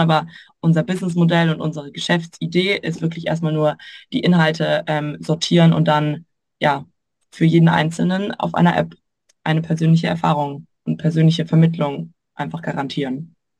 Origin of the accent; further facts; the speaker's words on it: Würzburg, Bavaria, Germany; moved away; komme ursprünglich aus Würzburg